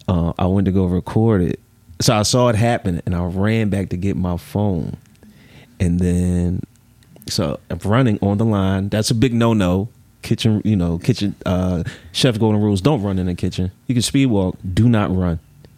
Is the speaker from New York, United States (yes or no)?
no; Philadelphia, Pennsylvania, United States; Nah, I'm from Philly, bro.